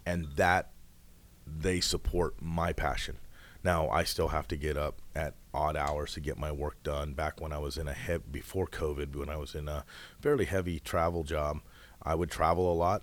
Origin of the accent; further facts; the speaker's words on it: Coulee Dam, Washington, United States; moved away as an adult; also born or lived in Hawaii; now in Indiana, United States; We grew up in a town called Cooley Dam, Washington